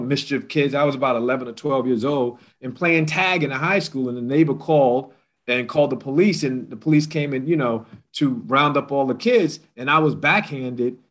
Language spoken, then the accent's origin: English; New York City, New York, United States; I grew up in New York City as a 17 year old